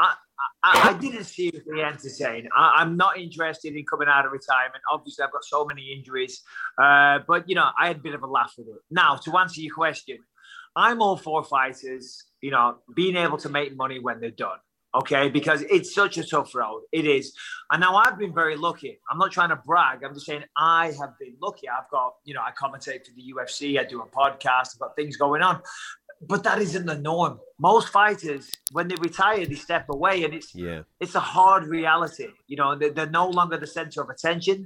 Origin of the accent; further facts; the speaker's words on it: Clitheroe, North West England, United Kingdom; I come from Clitheroe